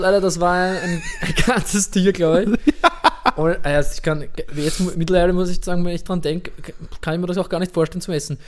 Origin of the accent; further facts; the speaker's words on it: Vienna, Austria; in meinem Fall oder in unserem als Wiener